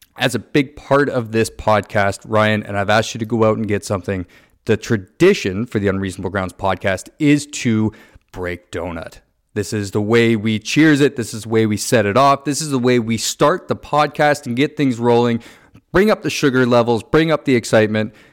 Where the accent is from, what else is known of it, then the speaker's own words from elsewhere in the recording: Niagara, Ontario, Canada; I grew up in Niagara